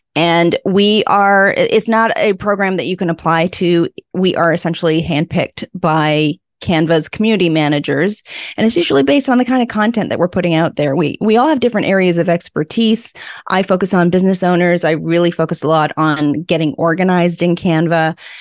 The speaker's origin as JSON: {"language": "English", "town": "Vancouver", "region": "British Columbia", "country": "Canada", "tie": "born or raised there", "moved": "as an adult", "lives_now": "Prince Edward Island, Canada", "said": "raised in Vancouver"}